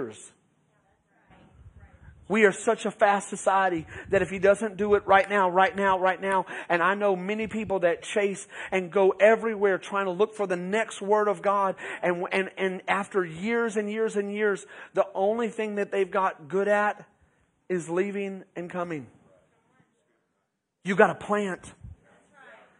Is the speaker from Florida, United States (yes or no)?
no; Beeville, Texas, United States; also born or lived in Round Rock, Texas; We moved from Round Rock, Texas, to Beeville